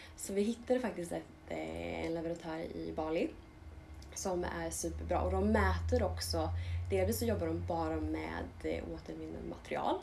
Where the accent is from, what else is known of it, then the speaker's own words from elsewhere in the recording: Linköping, Östergötland, Sweden; vi är båda uppvuxna i Linköping och pluggade på samma skola